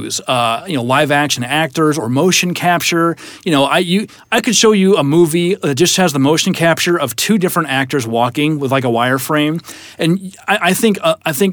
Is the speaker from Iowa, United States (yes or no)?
yes; Iowa, United States; I'm from Iowa, so wrestling's a big deal